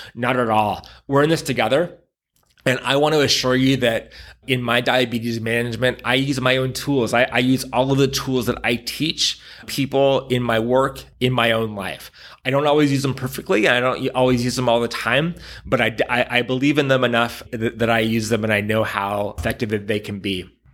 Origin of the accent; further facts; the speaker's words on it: San Diego, California, United States; moved away as an adult; I grew up in San Diego